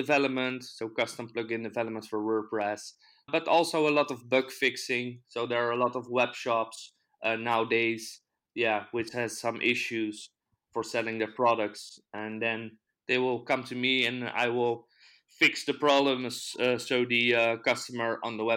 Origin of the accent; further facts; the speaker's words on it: Netherlands; also born or lived in Amsterdam / The Hague; I'm from the Netherlands